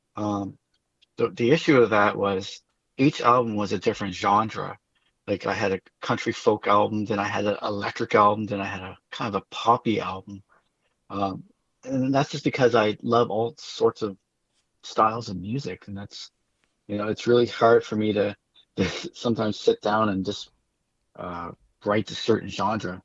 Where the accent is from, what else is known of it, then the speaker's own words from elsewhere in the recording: Amherst, Nova Scotia, Canada; moved away; also born or lived in Moncton, New Brunswick; I'm from Amherst.